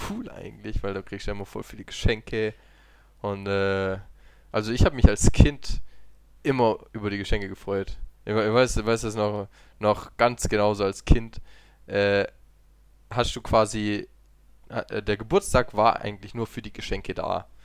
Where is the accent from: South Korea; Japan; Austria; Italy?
Italy; Ja, okay, ich bin Italiener, ja.